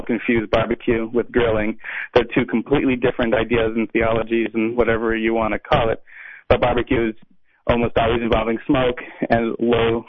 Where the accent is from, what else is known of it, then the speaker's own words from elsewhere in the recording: Arkansas, United States; I'm from Arkansas, from the south